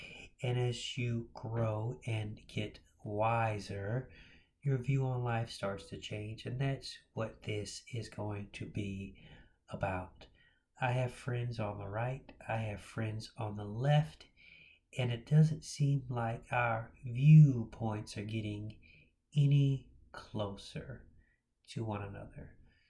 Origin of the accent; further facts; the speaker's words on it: Jacksonville, Florida, United States; I was born in Jacksonville, Florida.